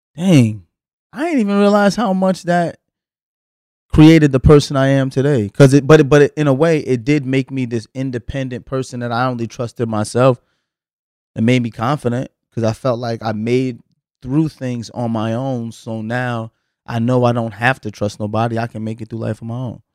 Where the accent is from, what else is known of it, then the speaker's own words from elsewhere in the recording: the South, United States; growing up in the South